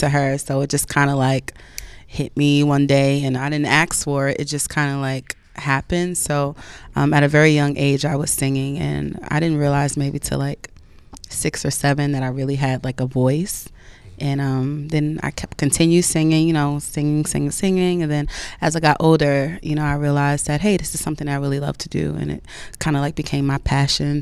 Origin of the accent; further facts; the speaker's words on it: Woodbridge, New Jersey, United States; also born or lived in Hillside, New Jersey; now in New York, United States; I'm from Woodbridge, New Jersey